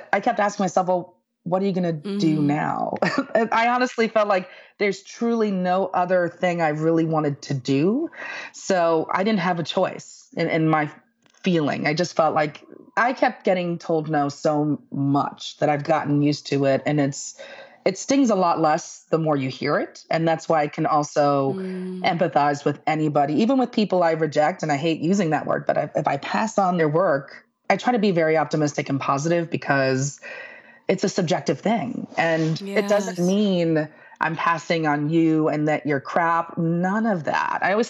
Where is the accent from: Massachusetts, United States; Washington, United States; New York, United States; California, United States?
New York, United States; New York City; I am Puerto Rican. I grew up in the Bronx